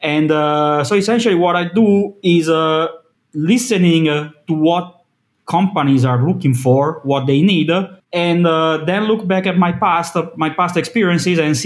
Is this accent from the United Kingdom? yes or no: no; Milan, Lombardy, Italy; I'm from Milan, Italy.